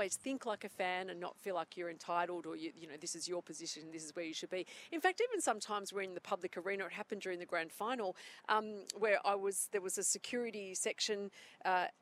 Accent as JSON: {"language": "English", "town": "Auburn", "region": "New South Wales", "country": "Australia", "tie": "born or raised there", "said": "I grew up in Auburn"}